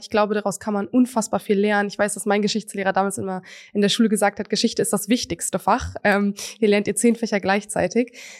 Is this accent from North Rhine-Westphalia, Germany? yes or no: yes; Münster, North Rhine-Westphalia, Germany; bei uns in Münster